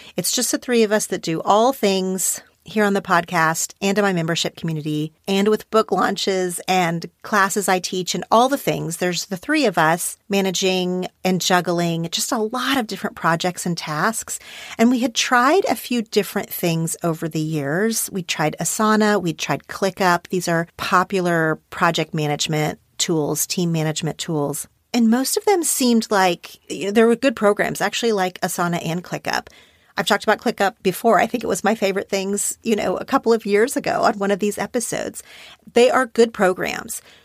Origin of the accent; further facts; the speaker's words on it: Oklahoma, United States; now in Los Angeles, United States; we're from this same tiny town in Oklahoma